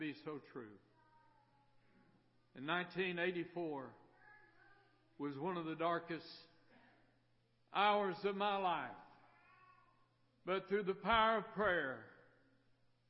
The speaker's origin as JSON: {"language": "English", "town": "Miami", "region": "Florida", "country": "United States", "tie": "born or raised there", "moved": "as an adult", "said": "I was raised in Miami, Florida, up until I was about 19, 20 years old"}